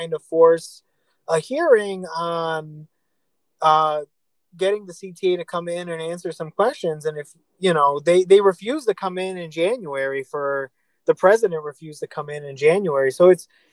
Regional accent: Chicago, Illinois, United States; I grew up in Little Village taking the Pink Line.

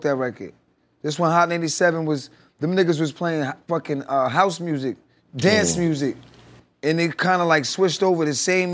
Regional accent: New York City, New York, United States; Growing up in the crack era, growing up in Queens, Jamaica Queens was probably one of the most notorious crack ghettos

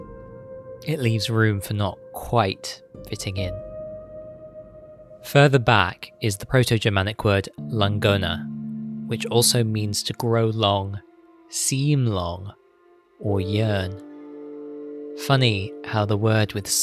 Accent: United Kingdom; My South Asian mother described me as black British

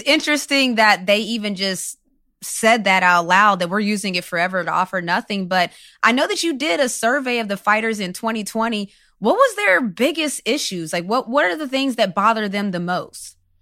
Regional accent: West Virginia, United States; I'm from West Virginia

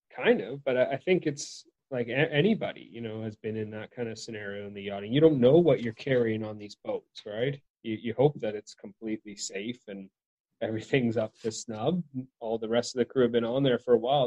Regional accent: Victoria, British Columbia, Canada; my hometown's named after the Queen, Queen Victoria.

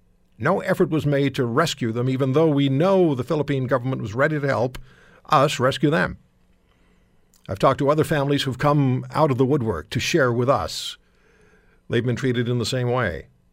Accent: Canada; I am Canadian. I love my country.

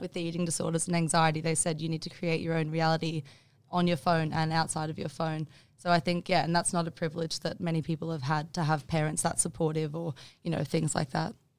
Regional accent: Bundaberg, Queensland, Australia; also born or lived in Maleny, Queensland; I moved from Bundaberg to Mullaney in grade nine.

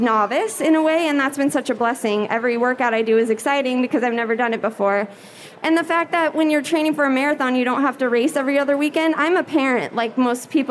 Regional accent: Gering, Nebraska, United States; moved away; my hometown put on a half marathon back in Gearing, Nebraska

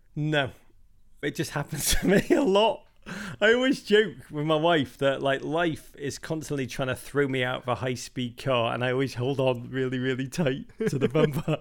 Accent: Liverpool, North West England, United Kingdom; moved away as an adult; now in United States; I grew up in Liverpool.

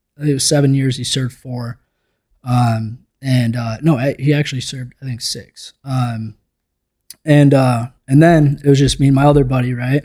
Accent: Minnesota, United States; I grew up in Minnesota

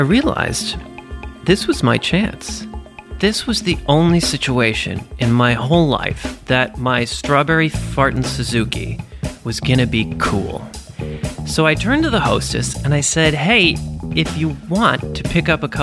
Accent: New York City, New York, United States; I'm a New Yorker

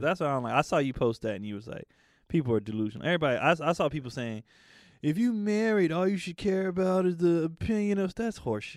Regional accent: the Bay Area, California, United States; I'm from the Bay, when I was growing up, the Warriors sucked

